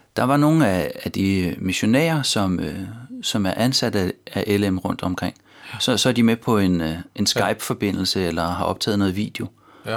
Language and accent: Danish; North Zealand, Capital Region of Denmark, Denmark; moved away as an adult; now in Copenhagen, Denmark; jeg stammer fra Nordsjælland